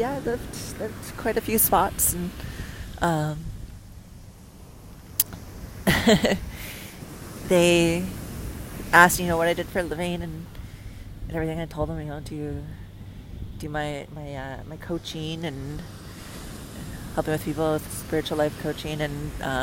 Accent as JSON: {"language": "English", "country": "Canada", "also_born_or_lived": "United States / Puerto Vallarta, Mexico / Mazatlan, Mexico", "moved": "as an adult", "said": "I'm from Canada"}